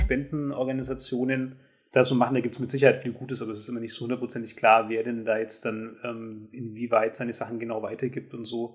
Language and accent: German; Germany; ich als Deutscher